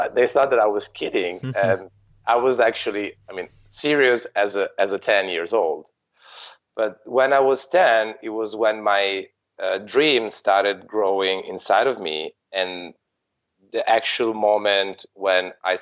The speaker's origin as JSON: {"language": "English", "town": "Treviso", "region": "Veneto", "country": "Italy", "tie": "born or raised there", "said": "my hometown, which was Treviso"}